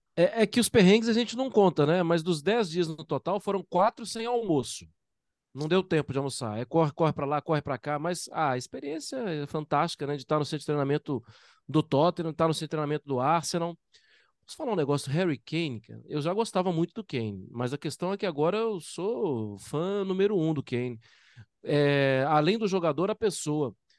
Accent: Brazil; eu sou brasileiro

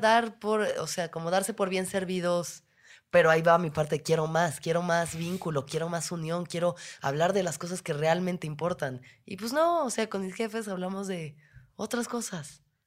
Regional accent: Mexico City, Mexico; Nosotros, igual siendo chilangos

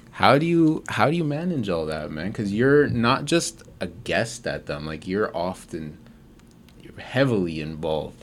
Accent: Mississauga, Ontario, Canada; I'm from Mississauga, like, really good places to grow up

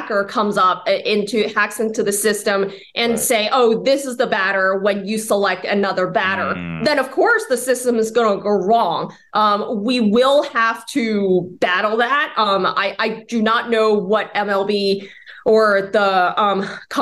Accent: Bay Area, California, United States; now in New York, United States; I'm from the Bay Area in California. I'm from the Bay Area

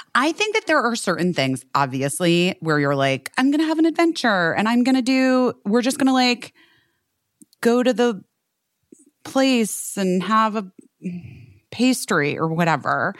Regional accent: Arizona, United States; moved away; also born or lived in Southern California; I grew up in Arizona

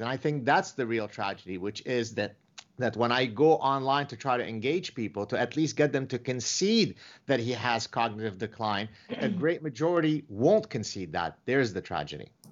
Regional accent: Canada; I'm Canadian

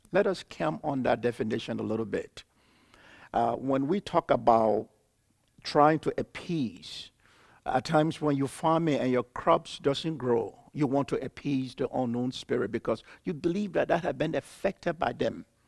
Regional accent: Liberia; I was born and raised in Liberia.

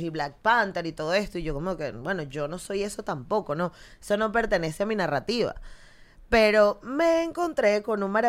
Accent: Guatire, Miranda, Venezuela; moved away as an adult; also born or lived in Caracas; now in Barcelona, Spain; Soy de Caracas, sí. Nací en La Pastora. Ok. Sí, sí, sí, sí, sí. Pero viví en Guatire toda la vida. Ah, mira. Entonces, y mi familia es de Chirimena

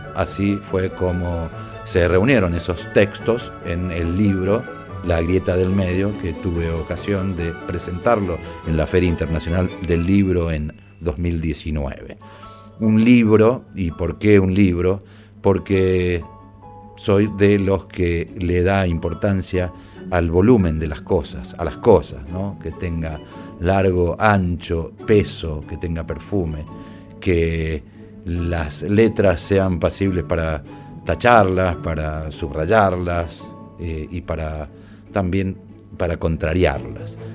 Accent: Mendoza, Argentina; Soy abuelo y mendocino.

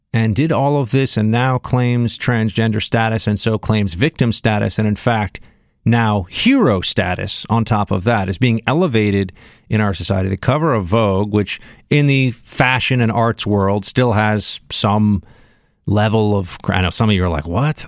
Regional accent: New York City, New York, United States; I'm from Manhattan

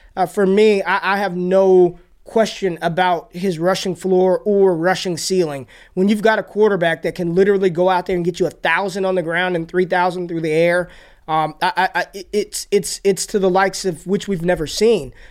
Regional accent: Las Vegas, Nevada, United States; also born or lived in Washington, D.C.; when I was in high school, growing up in Vegas

